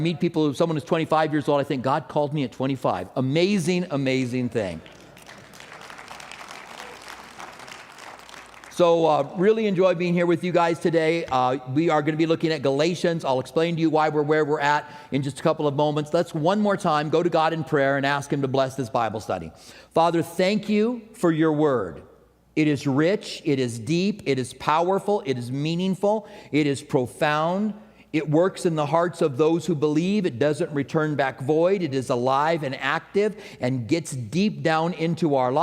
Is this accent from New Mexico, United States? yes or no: yes; Albuquerque, New Mexico, United States; I grew up in Albuquerque.